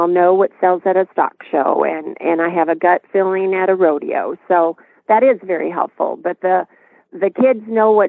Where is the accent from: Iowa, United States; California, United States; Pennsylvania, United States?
Iowa, United States; we're from Iowa.